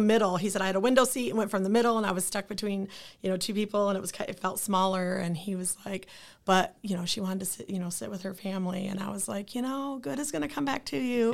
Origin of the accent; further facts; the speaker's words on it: Lansing, Michigan, United States; I am from Lansing. I, born and raised in Lansing, Michigan